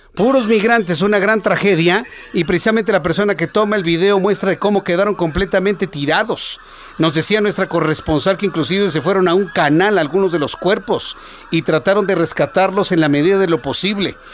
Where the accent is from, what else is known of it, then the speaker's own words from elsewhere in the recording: Mexico; yo que somos mexicanos